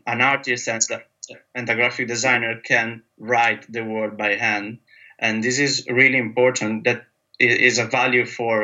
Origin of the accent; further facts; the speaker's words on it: Italy; moved away as an adult; now in London, United Kingdom; I'm from Italy, and I'm based in London